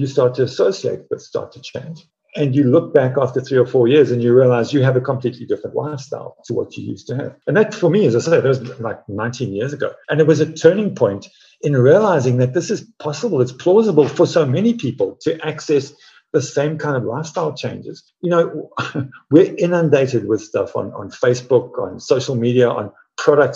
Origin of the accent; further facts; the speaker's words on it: South Africa; I grew up in Africa, running in the veld, barefoot